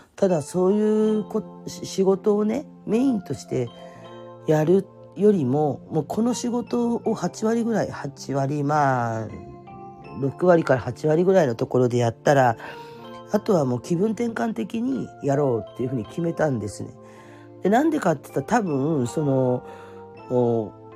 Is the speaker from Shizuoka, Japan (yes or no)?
no; Fukuoka, Japan; moved away as an adult; also born or lived in Kanto; now in Oita, Japan; 福岡の生まれで